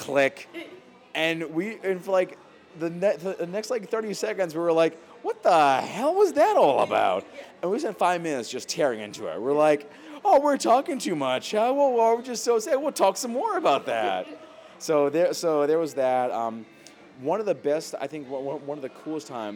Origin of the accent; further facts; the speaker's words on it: Salem, Massachusetts, United States; also born or lived in Hanover, Massachusetts / Boston, Massachusetts; I was born and raised in Salem, Mass. Lived there for a little while